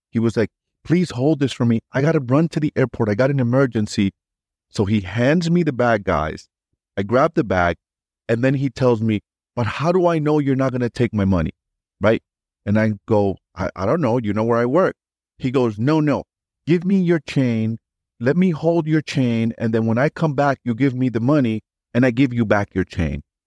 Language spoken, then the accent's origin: English; New York City, New York, United States; I grew up in New York City